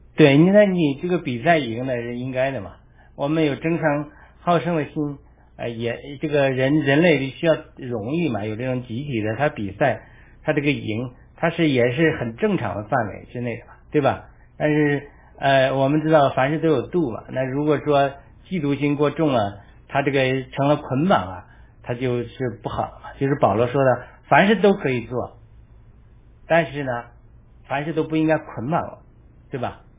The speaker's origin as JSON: {"language": "Chinese", "country": "China", "moved": "yes", "lives_now": "United States", "said": "我们中国人"}